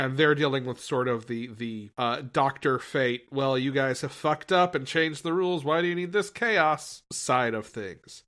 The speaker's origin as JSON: {"language": "English", "country": "United States", "tie": "born or raised there", "moved": "yes", "said": "my hometown is already in the U S."}